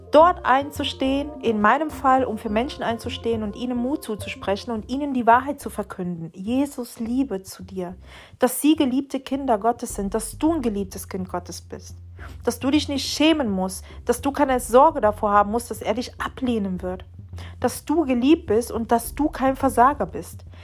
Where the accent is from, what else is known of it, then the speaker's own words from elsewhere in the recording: Venezuela; now in Germany; in meinem Heimatland in Venezuela